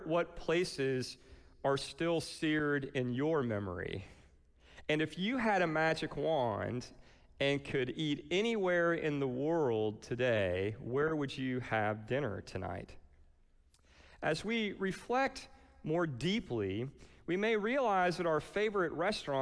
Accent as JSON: {"language": "English", "town": "Lakeland", "region": "Florida", "country": "United States", "tie": "born or raised there", "also_born_or_lived": "Atlanta / Nashville, Tennessee", "moved": "yes", "lives_now": "Cocoa Beach, United States", "said": "When I left Lakeland, which is 2 hours inland and is my hometown"}